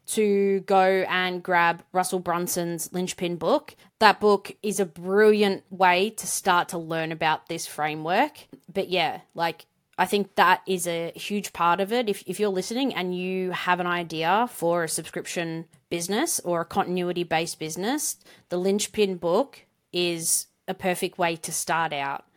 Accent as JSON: {"language": "English", "country": "Australia", "accent": "Australian", "said": "with my Australian accent"}